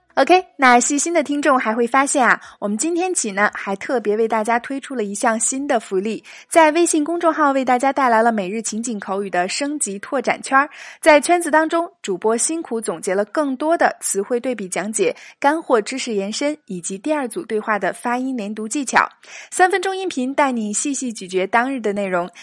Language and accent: Chinese; northern China, China; 作为一个北方人